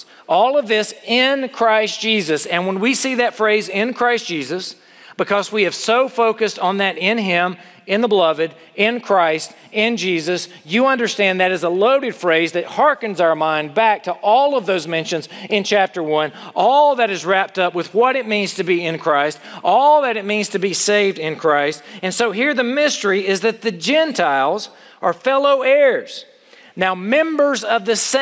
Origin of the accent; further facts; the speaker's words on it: United States; as an American